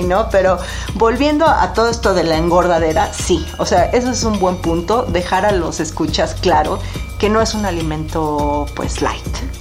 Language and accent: Spanish; Mexico; En México comemos un sushi muy tropicalizado